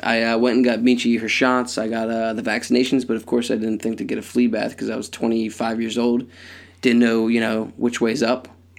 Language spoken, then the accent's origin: English; Conshohocken, Pennsylvania, United States; The fact that we're both from Country Hocken, we can't say words that that's strange.